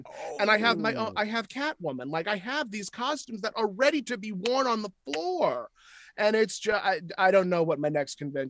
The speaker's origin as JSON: {"language": "English", "region": "New York", "country": "United States", "accent": "Brooklyn", "moved": "yes"}